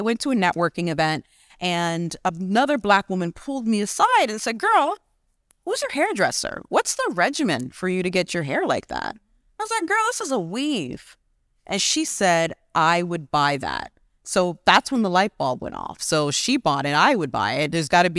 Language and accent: English; Canada; also born or lived in Ghana; So because I was born in Ghana, and came to Canada as I was small, my mom's always been an entrepreneur.